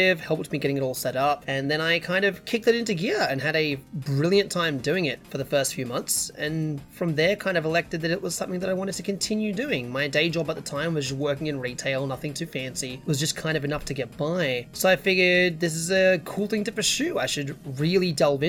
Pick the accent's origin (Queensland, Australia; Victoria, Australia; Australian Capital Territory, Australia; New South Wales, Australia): Victoria, Australia; Melbourne; accent: hybrid British-Australian; I'm from Melbourne, which is the southeastern kind of side of the country for those who don't know our geography so well. Melbourne is one of the larger cities, second largest one in the country. I was born here, and I've always been here.